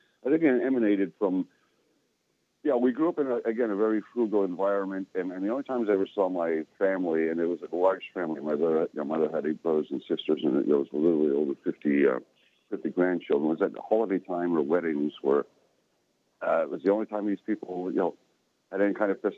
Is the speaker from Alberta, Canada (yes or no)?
no; Cornwall, Ontario, Canada; moved away; also born or lived in New York; I grew up in a small town in Canada called Cornwall, Ontario.